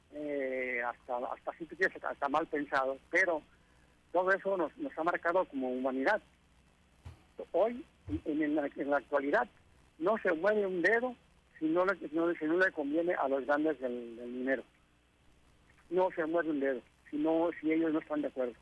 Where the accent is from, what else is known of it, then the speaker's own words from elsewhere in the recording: Tijuana, Baja California, Mexico; soy nativo de, de Tijuana